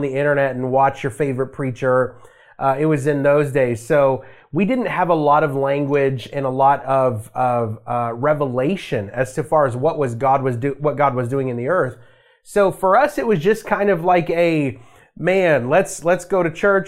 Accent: Las Vegas, Nevada, United States; I grew up in a Christian home, um, in Las Vegas, Nevada. So I'm from Vegas.

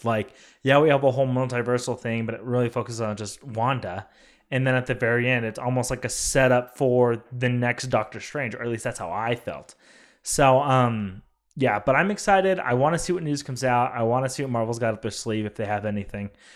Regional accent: California, United States; my hometown of California

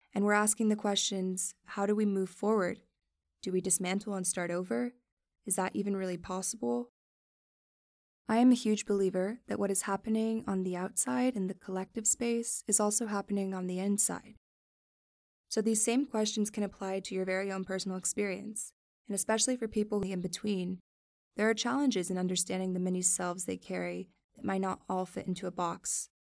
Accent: Miami, Florida, United States; also born or lived in New York City; I was born in New York City and raised in Miami, Florida

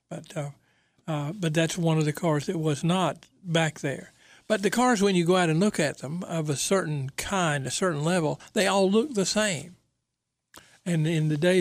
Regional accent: Goldsboro, North Carolina, United States; now in Raleigh, United States; I'm from Goldsboro, and when I was young, the Chevrolet dealer was Cobb Motor Company

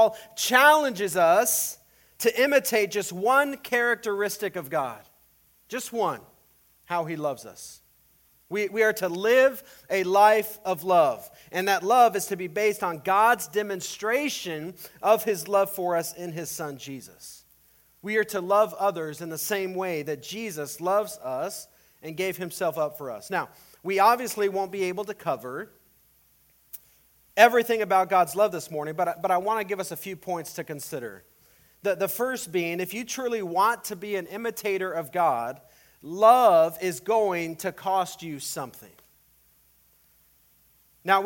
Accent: El Paso, Texas, United States; now in Iowa, United States; when I was growing up in El Paso

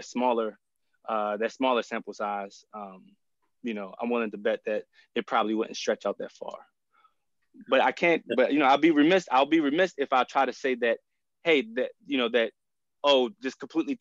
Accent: Baltimore, Maryland, United States; I grew up in Baltimore

